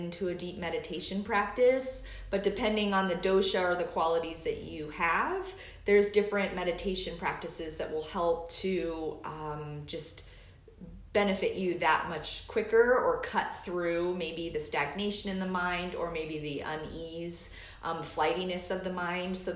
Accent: Alaska, United States; now in Indiana, United States; I am from Alaska, and I moseyed my way to the Midwest

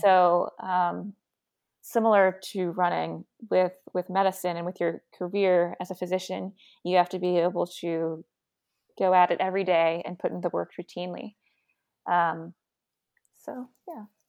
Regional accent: Virginia, United States; moved away; I grew up in Virginia

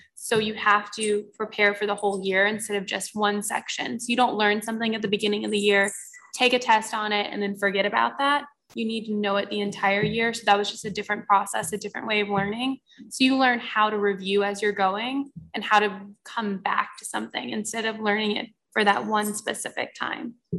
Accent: Florida, United States; moved away as an adult; now in Albany, United States; I'm from Florida

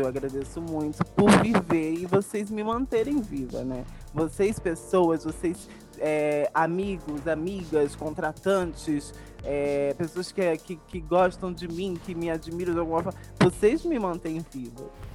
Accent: Brazil; also born or lived in Baixada Santista; no lugar de onde eu cresci, na cachoeira inteirinha, a favela da cachoeira inteirinha

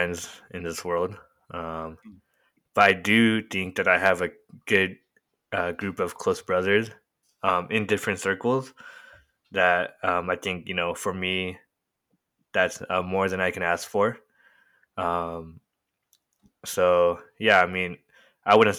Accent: Murrieta, California, United States; I'm from Marietta

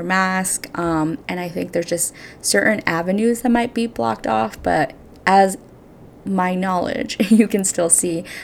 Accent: California, United States; moved away as an adult; now in New York City, United States; I am from California, but I moved to New York City about 5 years ago and have been living there

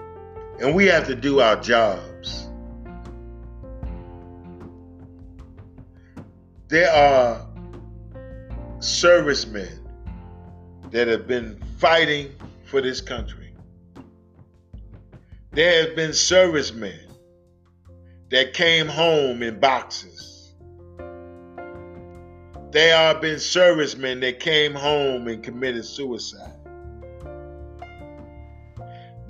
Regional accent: New York, United States; my hometown of New York

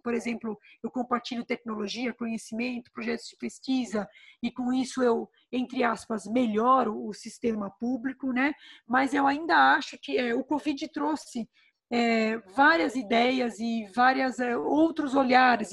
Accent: Brazil; nos une enquanto brasileiros

